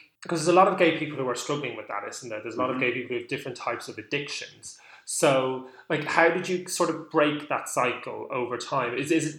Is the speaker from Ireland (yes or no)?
yes; Leinster, Ireland; where I grew up near Dublin